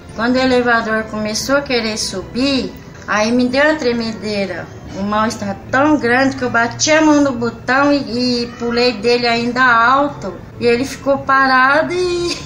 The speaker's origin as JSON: {"language": "Portuguese", "town": "Santana de Parnaíba", "region": "São Paulo", "country": "Brazil", "tie": "born or raised there", "also_born_or_lived": "Pirapora do Bom Jesus", "said": "Quando eu vim morar em Santana do Parnaíba, eu ainda era menina, sou de Pirapora, nasci lá"}